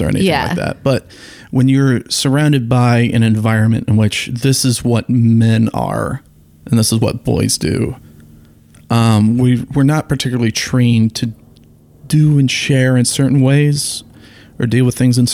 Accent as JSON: {"language": "English", "town": "Toledo", "region": "Ohio", "country": "United States", "tie": "born or raised there", "said": "I grew up in Ohio"}